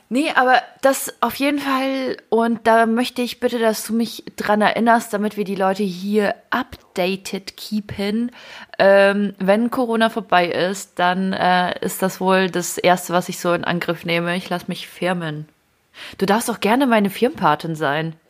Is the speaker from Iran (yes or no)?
no; Ukraine; now in Germany; ich komme aus der Ukraine.